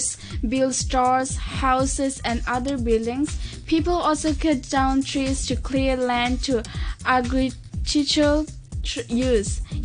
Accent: Pakistan; now in Hong Kong; I am from Pakistan

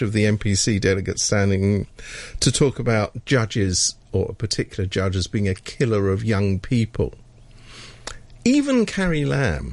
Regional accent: United Kingdom; being British

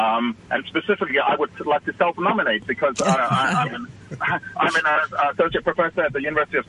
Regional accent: Hong Kong; I'm a permanent resident of Hong Kong, born and raised in Hong Kong

